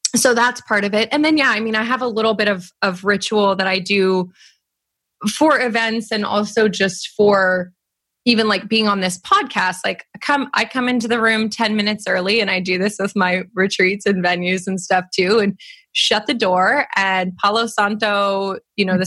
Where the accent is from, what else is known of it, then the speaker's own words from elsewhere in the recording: California, United States; I grew up in California